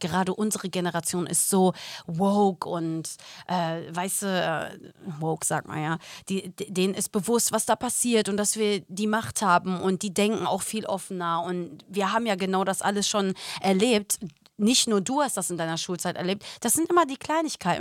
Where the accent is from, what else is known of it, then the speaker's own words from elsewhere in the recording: Germany; moved away as an adult; also born or lived in Los Angeles, United States; ich bin doch hier in Deutschland geboren